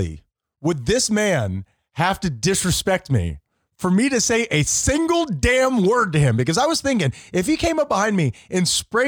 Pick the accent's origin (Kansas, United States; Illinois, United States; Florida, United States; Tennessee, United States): Florida, United States; Fort Lauderdale; I grew up in Fort Lauderdale, which is not as heavy of a Spanish culture